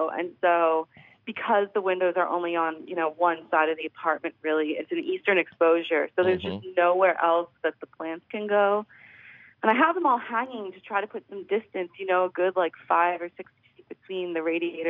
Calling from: Philadelphia, Pennsylvania, United States; I'm calling from Philadelphia. I'm calling from right in the middle of the city.

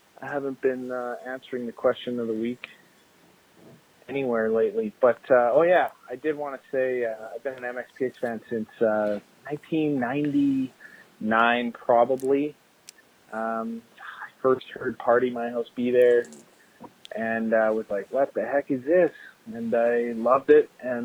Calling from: Saskatchewan, Canada; I'm listening from Saskatchewan. I like you guys' show. I don't know anyone else well who's listening from Saskatchewan.

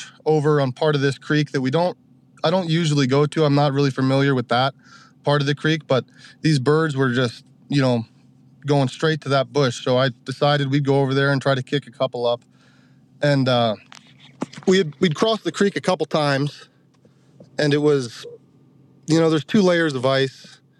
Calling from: North Dakota, United States; Southwest North Dakota.

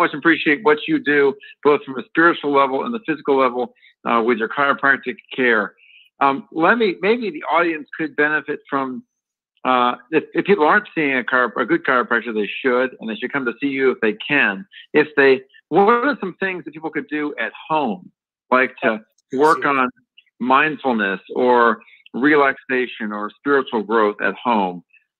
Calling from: Grayslake, Illinois, United States; I'm calling from beautiful Grays Lake, Illinois, where I'm calling from.

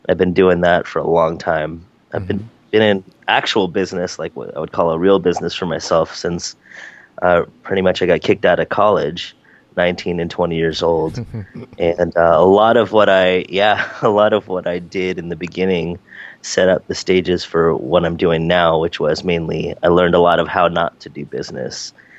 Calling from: San Francisco, California, United States; Today I'm in rainy and foggy San Francisco, California.

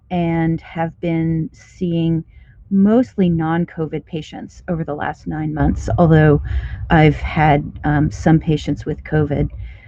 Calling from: Kansas City, Missouri, United States; Yeah, so I'm in Kansas City, which Chiefs fans will know is at the border of Kansas and Missouri. I'm in Missouri right now

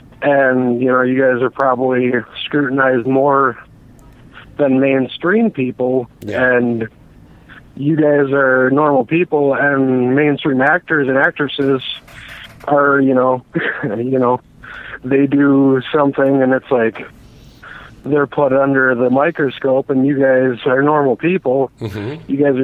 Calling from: Milwaukee, Wisconsin, United States; I'm calling from Milwaukee.

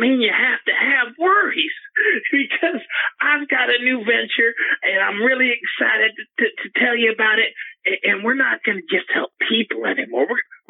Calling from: Oklahoma City, Oklahoma, United States; I'm calling from Oklahoma City.

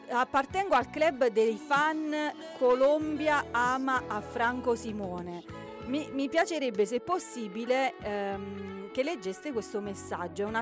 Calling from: Rovito, Calabria, Italy; sono di Rovito, in provincia di Cosenza.

